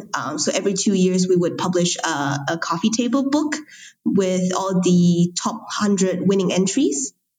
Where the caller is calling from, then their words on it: Kuala Lumpur, Federal Territory of Kuala Lumpur, Malaysia; I am recording here from Kuala Lumpur, Malaysia.